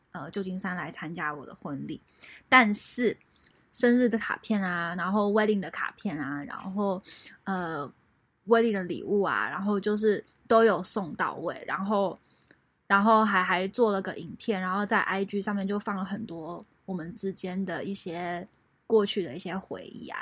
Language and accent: Chinese; Taiwan; moved away; 我在台湾是一个蛮 social 的人，但是我在国外，因为就是不是我土生土长的一个环境